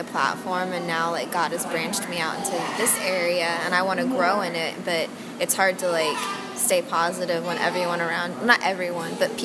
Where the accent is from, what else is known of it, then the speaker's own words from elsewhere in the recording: Cape Coral, Florida, United States; I'm from Cape Coral.